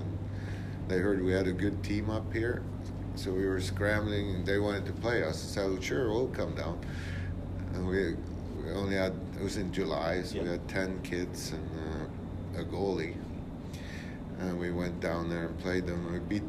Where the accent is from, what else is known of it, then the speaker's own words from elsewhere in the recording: Sweden; also born or lived in Gothenburg, Sweden / Berlin, Germany; now in Winnipeg, Canada; I was back in Sweden coaching for 6 years, but I wasn't in my hometown. I was on the West Coast.